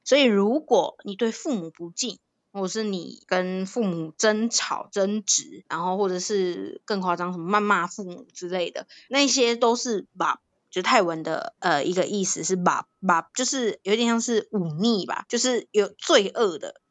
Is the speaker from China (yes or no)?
no; Thailand; moved away; 小时候，哎，我真的是很认真地学，呃，泰国国歌